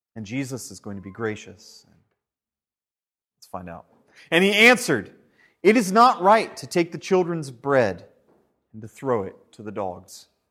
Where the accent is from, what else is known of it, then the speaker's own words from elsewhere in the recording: United States; moved away; Back when we were in the States last year, we went back to my hometown